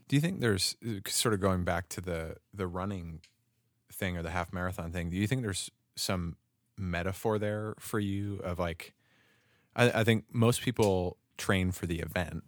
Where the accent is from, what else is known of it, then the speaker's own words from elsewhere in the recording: Rhode Island, United States; I grew up in Rhode Island